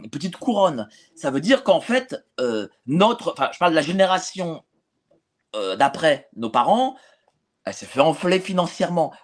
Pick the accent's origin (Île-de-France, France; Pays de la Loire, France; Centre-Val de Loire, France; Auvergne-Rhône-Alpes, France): Île-de-France, France; Paris; quand j'habitais chez mes parents, j'étais à de La Fontaine à Hauteuil